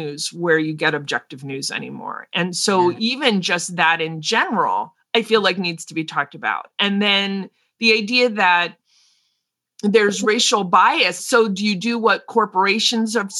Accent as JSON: {"language": "English", "country": "United States", "said": "I'm an American, we're Americans"}